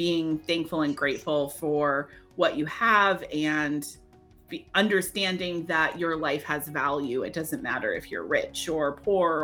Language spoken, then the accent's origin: English; New Hampshire, United States; I grew up in New Hampshire.